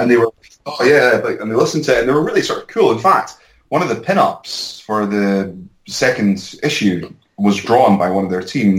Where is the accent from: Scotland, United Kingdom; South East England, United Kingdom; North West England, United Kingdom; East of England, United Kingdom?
Scotland, United Kingdom; Edinburgh; also born or lived in London; I was based in London up until recently, and uh, I'm back in my hometown of Edinburgh.